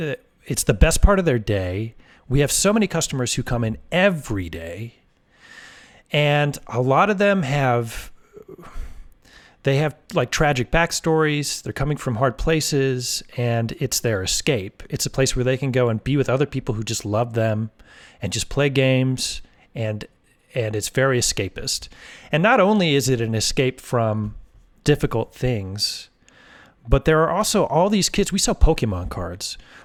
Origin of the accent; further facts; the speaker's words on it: California, United States; born there; And then my dad, he was a DJ when I was born in the Bay Area.